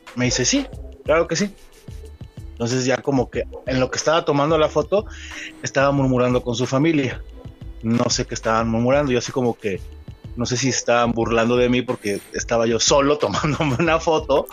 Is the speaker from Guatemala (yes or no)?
no; Mexico; somos mexicanos